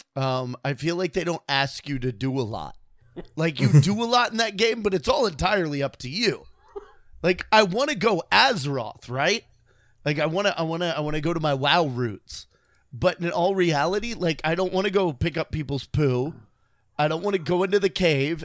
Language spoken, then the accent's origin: English; Illinois, United States; I was born in Illinois, so it's really cold up there.